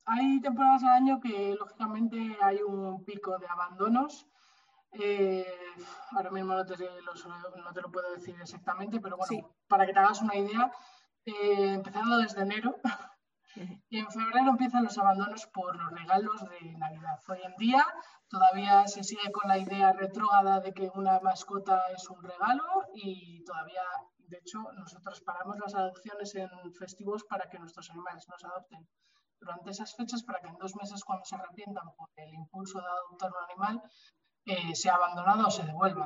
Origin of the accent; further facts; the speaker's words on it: Bilbao, Basque Country, Spain; moved away as an adult; now in Madrid, Spain; yo soy de Bilbao, pero me mudé a Madrid